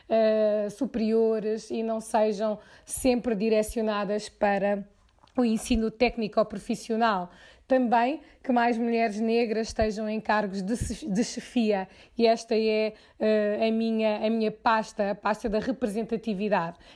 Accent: Portugal; born there; Neste momento eu decidi viver em Portugal, que é o país onde eu nasci

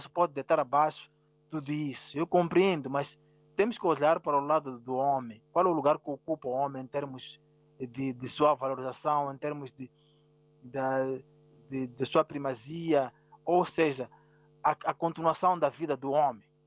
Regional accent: southern Mozambique, Mozambique; first language Ronga or Changana; Portuguese is a second language

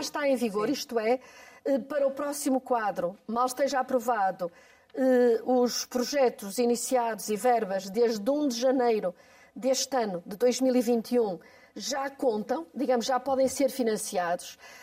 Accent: Porto, Norte, Portugal; É a minha terra

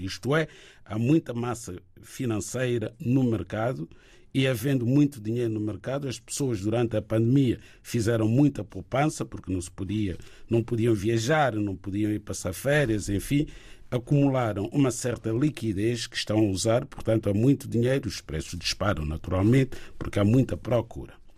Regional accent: Lisbon, Portugal; eu sou de Lisboa

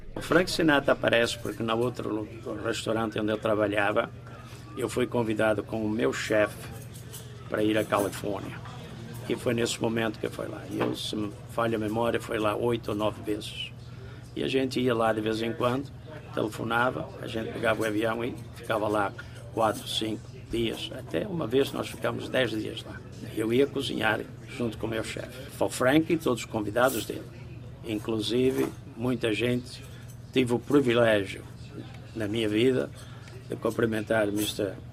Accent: Apúlia, Norte, Portugal; also born or lived in Brazil; now in New Jersey, United States; Sou da Praia de Apulia, meu pai emigrou para os Estados, ah, para, não, Estados Unidos, emigrou para o Brasil em 1952, depois voltou a Portugal, parece que em 55 ou 56, não sei exatamente, e pegou toda a família

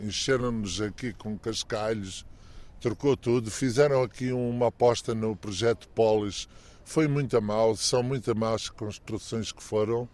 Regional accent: Luanda, Luanda Province, Angola; now in Albufeira, Portugal; visitar a minha terra, ver os sítios onde, onde fui muito feliz, eh, foi a minha infância

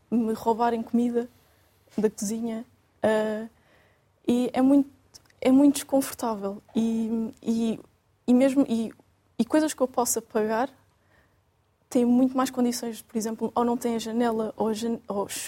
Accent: Algarve, Portugal; born there; eu gostava imenso de poder trabalhar e viver onde eu nasci, mas não.

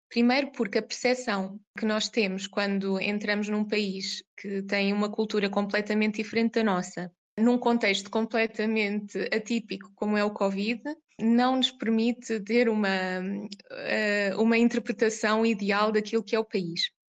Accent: Coimbra, Centro, Portugal; now in Oman; Como disse, eu sou de Coimbra

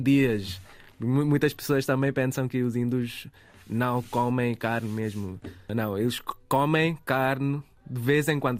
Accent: Goa, India; Portuguese is a second language; moved away as an adult; now in Portugal; eu sou de Goa

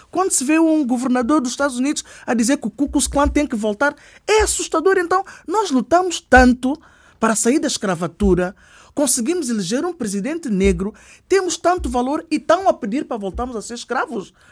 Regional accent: Portugal; Eu sou português. Por isso, quem nasce aqui nunca se devia falar em inclusão.

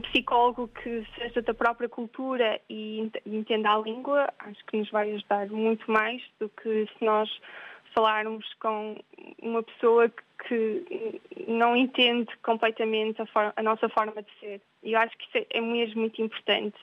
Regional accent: Portugal; moved away; quando nós somos portugueses

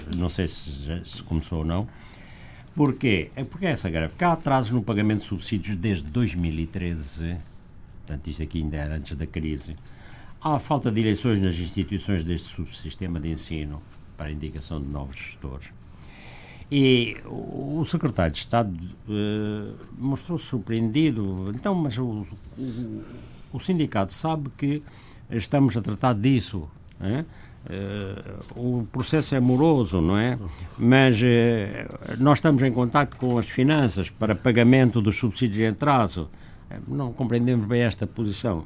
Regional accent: Zango, Luanda Province, Angola; moved away; lá da, da minha terra

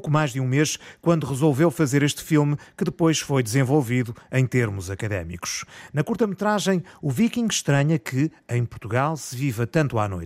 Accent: Lapland, Finland; Portuguese is a second language

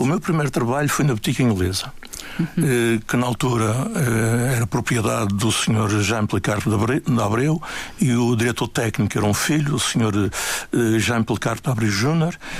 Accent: Funchal, Madeira, Portugal; also born or lived in Queimadas, Santana, Madeira; eu nasci nas Queimadas, no Conselho de Santana, um dos muitos lugares idílicos da Madeira. E quando os meus pais vêm para o Funchal, eh, eu estava com um pouco mais de sete anos

